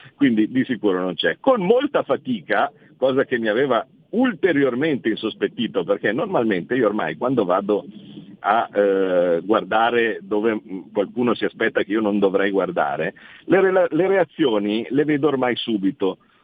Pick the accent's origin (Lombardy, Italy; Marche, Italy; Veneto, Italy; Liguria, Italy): Lombardy, Italy; Como; io da Comasco, eh, ho una casa che è di fronte a un lago